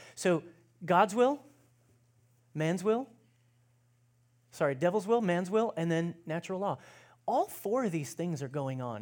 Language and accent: English; United States; as American Christians